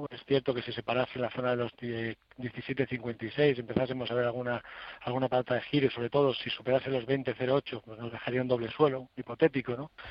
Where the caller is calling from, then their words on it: Madrid, Community of Madrid, Spain; de Madrid.